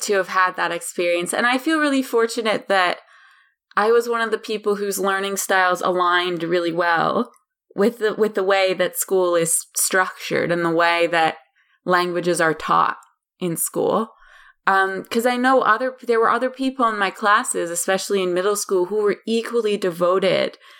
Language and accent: English; Pittsburgh, Pennsylvania, United States; I grew up in Western Pennsylvania, um, in a town called Pittsburgh.